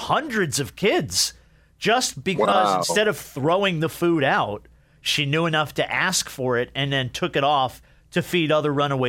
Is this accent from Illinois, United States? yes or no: no; New Jersey, United States; I grew up in New Jersey, so we lived at White Castle.